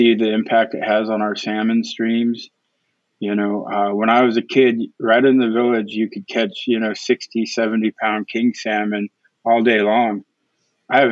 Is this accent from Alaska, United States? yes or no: yes; Prince of Wales Island, Alaska, United States; I come from Prince of Wales Island